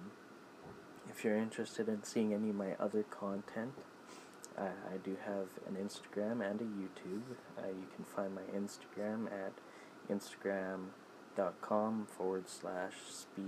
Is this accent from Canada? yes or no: yes; Canada; also born or lived in Saskatoon, Saskatchewan; I'm Canadian